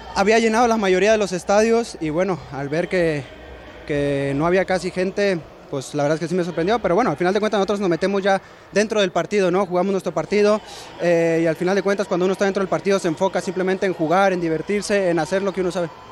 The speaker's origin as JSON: {"language": "Spanish", "country": "Mexico", "moved": "yes", "lives_now": "United States", "said": "nosotros los mexicanos"}